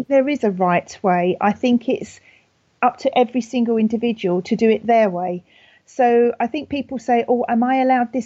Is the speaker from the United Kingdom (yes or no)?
yes; United Kingdom; accent: very British; my very British accent